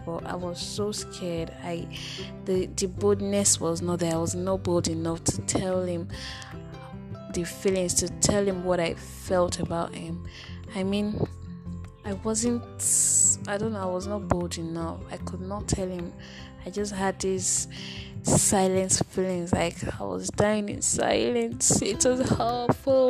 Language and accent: English; Nigeria; in Nigeria, as a Nigerian babe